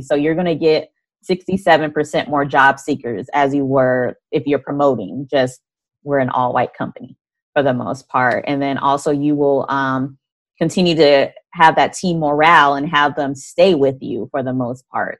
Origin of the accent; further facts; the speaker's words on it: Arizona, United States; I'm from Arizona